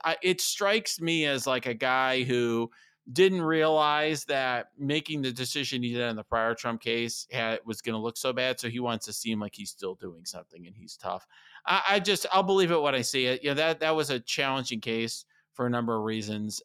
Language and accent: English; Chicago, Illinois, United States; speaking as a Chicagoan